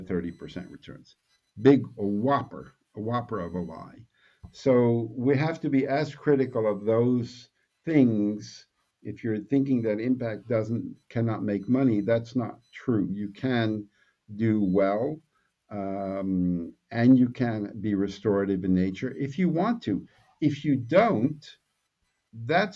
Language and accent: English; New York City, New York, United States; I'm from Brooklyn